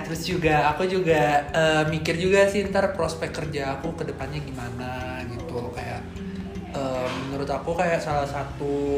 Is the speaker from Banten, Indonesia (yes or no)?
no; Jakarta, Indonesia; moved away as an adult; now in Malang, Indonesia; asal aku dari Jakarta